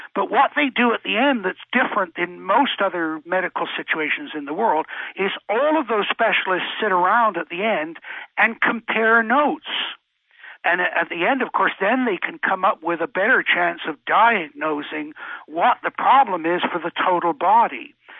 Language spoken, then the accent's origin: English; England, United Kingdom; moved away; me growing up in England